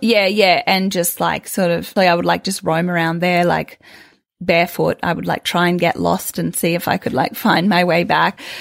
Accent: Sydney, New South Wales, Australia; I grew up in Sydney and I was very much like a city, a city girl.

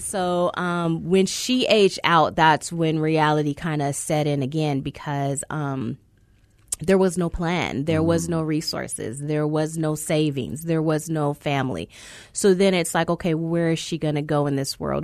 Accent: California, United States; I grew up in California system, not Arizona's

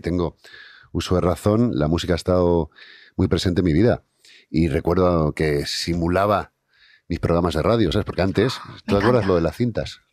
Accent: Santa Cruz de Tenerife, Canary Islands, Spain; now in Basque Country, Spain; yo soy de Tenerife, soy de Santa Cruz. Y bueno, toda mi familia es de allí, aunque llevo muchos años viviendo en el País Vasco

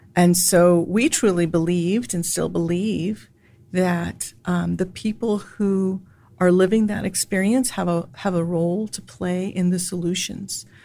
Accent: San Antonio, Texas, United States; also born or lived in Chicago / New York City; now in Austin, United States; I was born and raised in San Antonio, Texas

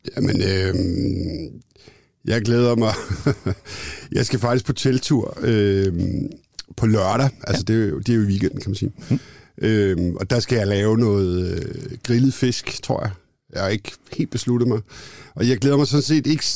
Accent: Copenhagen, Capital Region of Denmark, Denmark; also born or lived in London; jeg er københavnerdreng, jeg er, mm. er født i det, der hedder København K

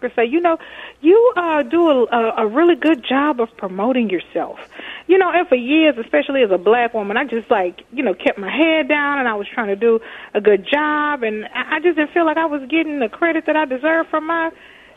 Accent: Texas, United States; now in Minnesota, United States; I'm from Texas

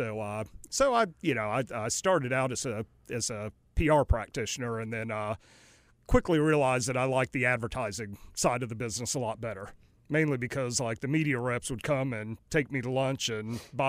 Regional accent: Ann Arbor, Michigan, United States; born there; also born or lived in New Orleans / Greenville, North Carolina; I was born in Michigan in Ann Arbor. Go Blue. And they both taught at Michigan, and then they moved down to New Orleans again

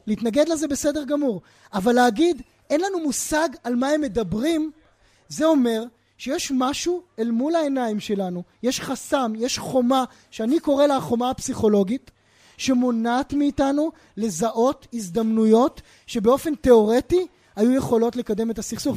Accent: Israel; בתוך הזירה הישראלית, בתוך הקשר של חברה שגם אני מגיע ממנה

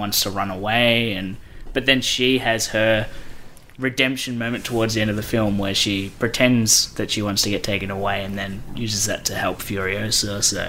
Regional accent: Australia; we're all Australian

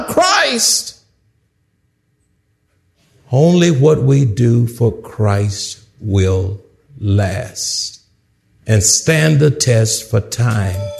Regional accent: Houston, Texas, United States; I'm from Houston

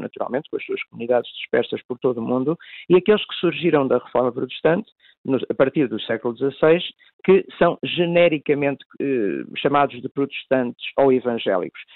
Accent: Tondela, Centro, Portugal; eu próprio sou natural de Tondela, no distrito de Viseu

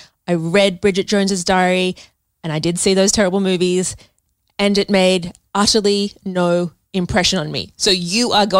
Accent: Sydney, New South Wales, Australia; moved away as an adult; now in Melbourne, Australia; So I grew up in Sydney. I was there until I was 30 and I still miss Sydney. I live in Melbourne now.

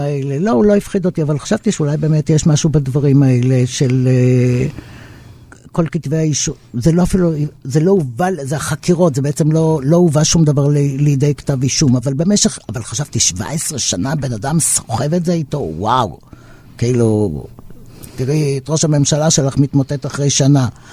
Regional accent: Israel; אנחנו כ-, כצברים פה

